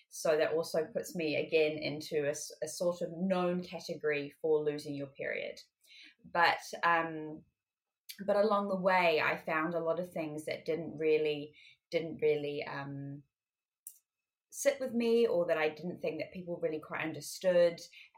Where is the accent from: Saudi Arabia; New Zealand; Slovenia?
New Zealand; also born or lived in France / United Kingdom; now in Paris, France; Well, I was actually born in France, but I grew up in both the UK and in New Zealand